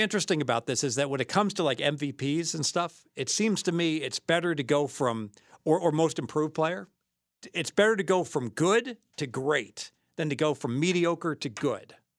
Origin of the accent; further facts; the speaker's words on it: Dayton, Ohio, United States; I'm from Dayton